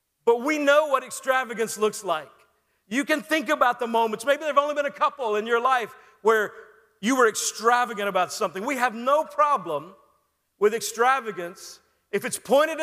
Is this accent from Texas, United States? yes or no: yes; Texas, United States; When I was in high school, I grew up in Texas